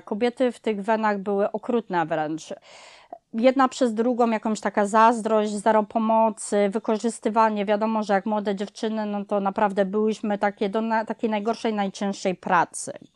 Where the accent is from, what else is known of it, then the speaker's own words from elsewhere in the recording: Kraków, Lesser Poland, Poland; now in United States; ja pochodzę z dużego miasta, z Krakowa